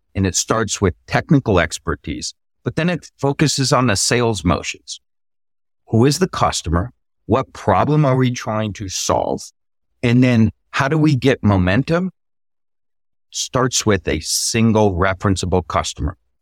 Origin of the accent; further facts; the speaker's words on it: Texas, United States; State of Texas here, my home state